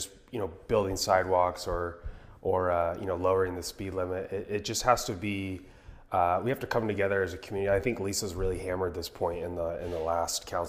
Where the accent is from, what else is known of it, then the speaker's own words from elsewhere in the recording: Tri-Cities, Washington, United States; moved away as an adult; also born or lived in Philadelphia, Pennsylvania / New York City; I was born and raised in Tri-Cities in the surrounding area